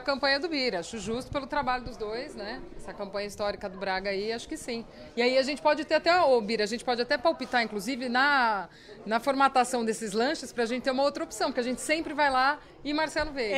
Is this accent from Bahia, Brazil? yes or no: no; Araraquara, São Paulo, Brazil; sou nascida em Araraquara